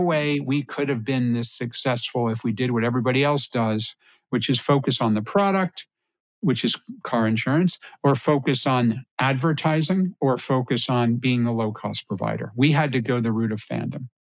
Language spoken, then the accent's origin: English; Connecticut, United States; I grew up in Connecticut